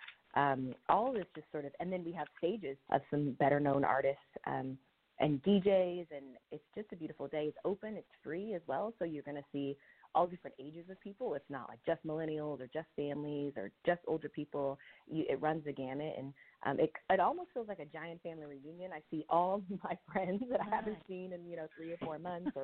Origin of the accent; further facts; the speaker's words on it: Sacramento, California, United States; moved away as an adult; now in Oakland, United States; I'm originally from Sacramento area